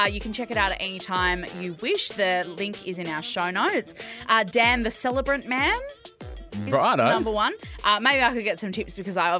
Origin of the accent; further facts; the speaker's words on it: Perth, Western Australia, Australia; because I'm from Perth.